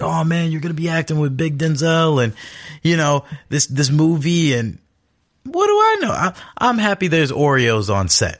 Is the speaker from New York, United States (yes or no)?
no; Los Angeles, California, United States; I'm born and raised in Los Angeles, California